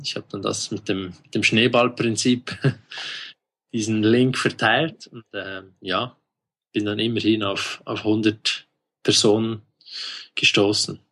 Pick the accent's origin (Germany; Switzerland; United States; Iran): Switzerland; accent: Swiss; Ich bin aus der Schweiz, wie man unschwer an meinem Dialekt feststellen kann.